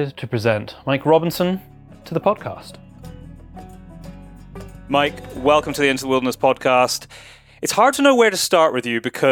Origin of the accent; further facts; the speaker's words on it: United Kingdom; my home country of the UK